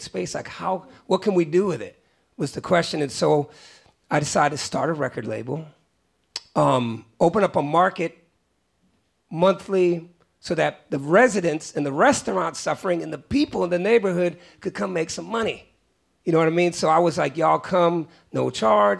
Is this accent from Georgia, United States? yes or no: no; Oakland, California, United States; also born or lived in Great Barrington, Massachusetts; I was always growing up in the Bay Area, I was always the weird kid. When I was in West Oakland